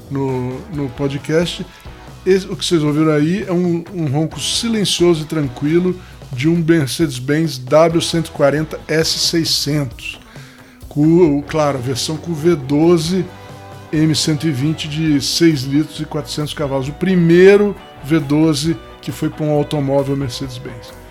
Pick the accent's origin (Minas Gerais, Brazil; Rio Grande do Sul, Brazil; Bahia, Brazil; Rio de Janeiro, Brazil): Rio de Janeiro, Brazil; now in São Bernardo do Campo, Brazil; Vim do Rio de Janeiro, né, para São Paulo, para São Paulo não, para São Bernardo do Campo, né, cara?